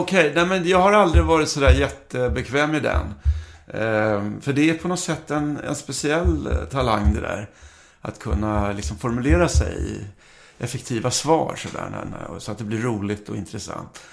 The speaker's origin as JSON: {"language": "Swedish", "town": "Karlskrona", "region": "Blekinge", "country": "Sweden", "tie": "born or raised there", "also_born_or_lived": "Stockholm", "said": "Jag är uppvuxen i, jag, när jag var liten så flyttade vi till Karlskrona. Jag var väl två år. Eh, jag föddes i Stockholm."}